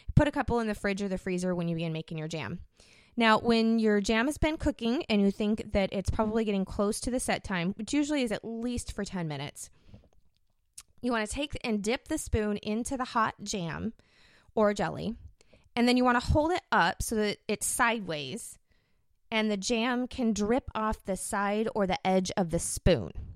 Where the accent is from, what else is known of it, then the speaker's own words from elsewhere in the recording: United States; I'm from America